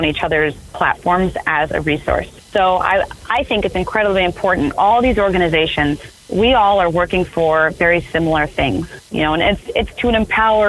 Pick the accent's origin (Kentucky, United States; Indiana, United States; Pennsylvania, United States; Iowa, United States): Iowa, United States; Cedar Rapids; moved away; I'm from Cedar Rapids, Iowa. So say I'm active duty, I come back home to Cedar Rapids, Iowa